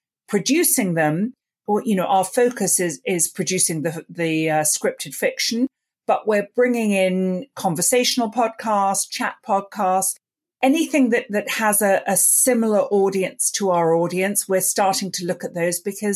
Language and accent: English; London, United Kingdom; I grew up in London and I grew up listening to the BBC radio plays